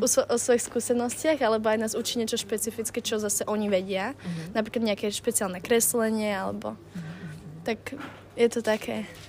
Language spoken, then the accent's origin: Slovak; Slovakia; moved away as an adult; also born or lived in Bratislava; now in London, United Kingdom; chcel sa mi odísť zo Slovenska